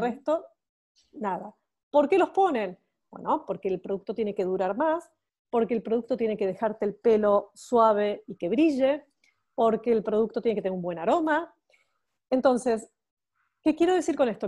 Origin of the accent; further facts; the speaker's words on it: Buenos Aires, Argentina; accent: Argentine; moved away as an adult; now in Barcelona, Spain; Yo soy argentina, como mi acento lo describe, y me encanta, me encanta decir que soy argentina. Soy porteña, no solamente argentina, sino que soy porteña de Buenos Aires